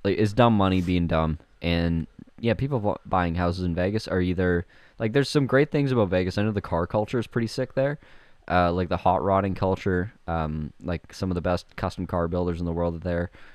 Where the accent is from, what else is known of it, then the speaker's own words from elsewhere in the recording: Winkler, Manitoba, Canada; half of Winkler is whatever, my hometown, fifteen thousand people